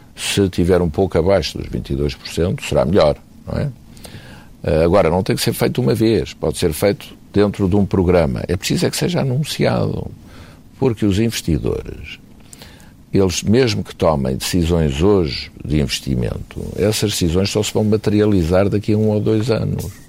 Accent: Portugal; como portugueses nós temos a obrigação de fazer tudo para ajudar o nosso país

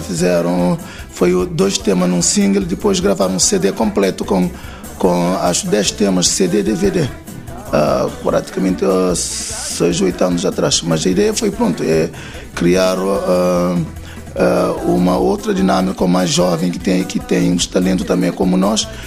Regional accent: Santiago Island, Cape Verde; nós somos da Ilha de Santiago

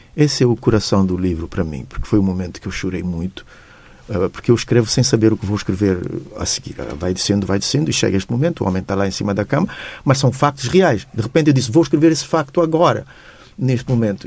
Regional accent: Tarrafal, Cape Verde; tratam-me como o filho do Tarrafal, naquele sentido, eu sou o menino mimado da zona onde eu nasci

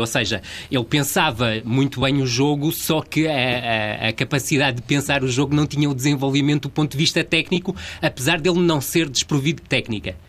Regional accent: Vila do Conde, Norte, Portugal; como sou natural de Vila de Conde, havia essa proximidade e eu morava mesmo ao lado do estádio da Avenida

